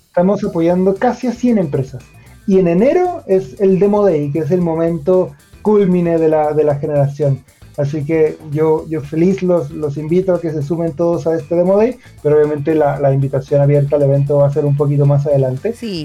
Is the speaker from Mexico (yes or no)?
yes; Mexico; moved away as an adult; also born or lived in Monterrey, Mexico; now in Chile; soy, mexicano y yo tengo un poquito más de 10 años viviendo en ah, Chile